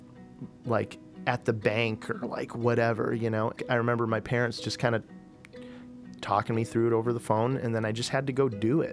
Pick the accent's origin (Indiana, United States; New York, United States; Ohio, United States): Ohio, United States; Oregon; moved away as an adult; also born or lived in Boston; I grew up out in Oregon, Ohio